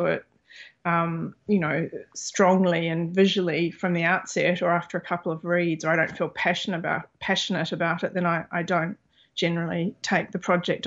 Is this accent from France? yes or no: no; New Zealand; moved away as an adult; also born or lived in Australia / Los Angeles; I was born in New Zealand. You know, I'm of Māori and European heritage